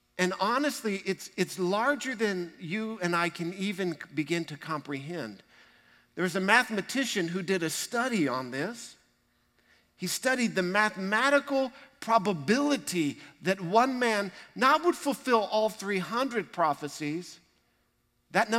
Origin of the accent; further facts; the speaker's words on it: Texas, United States; We're proud to be Texans.